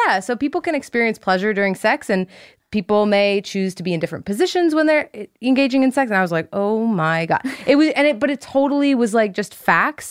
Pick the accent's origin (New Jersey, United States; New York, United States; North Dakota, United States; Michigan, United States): New Jersey, United States; Ridgewood; I grew up in Ridgewood, New Jersey